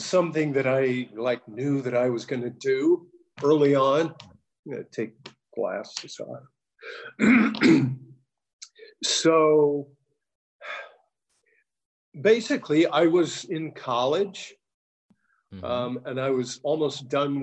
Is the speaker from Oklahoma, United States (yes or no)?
no; San Francisco Bay Area, California, United States; moved away as an adult; now in Los Angeles, United States; I'm originally from the Bay Area